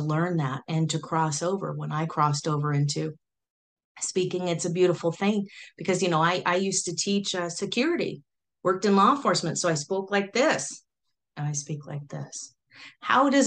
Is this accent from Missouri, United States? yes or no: no; Silicon Valley, California, United States; I'm from Silicon Valley back in the day, you know, Pong, all that way back when, the fun times of Silicon Valley